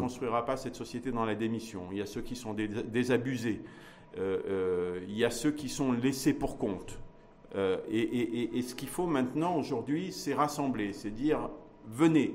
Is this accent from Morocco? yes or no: yes; Morocco; en tant que marocaine et en tant que marocain. Ça, ça a une valeur. Et ça, c'est notre identité